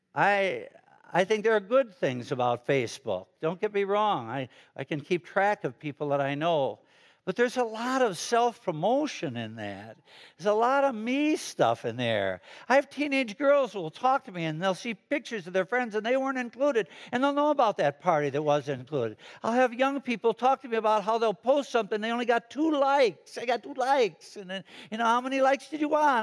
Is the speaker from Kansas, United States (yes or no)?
no; Chicago, Illinois, United States; moved away as an adult; now in Fishers, United States; I'm from Chicago, the city of Broad Shoulders